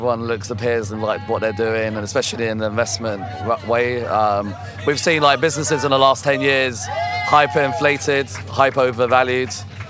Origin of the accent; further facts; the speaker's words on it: London, United Kingdom; I'm from London.